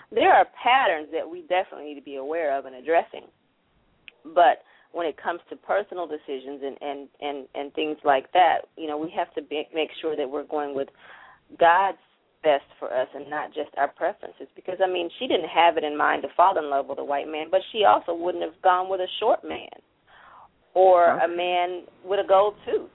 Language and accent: English; the South, United States; growing up in the South